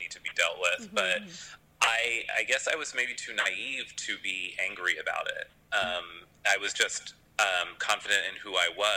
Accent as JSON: {"language": "English", "region": "Pennsylvania", "country": "United States", "moved": "as an adult", "lives_now": "New York, United States", "said": "I'm from Pennsylvania, so I went to Penn, which was just 2 hours away from home"}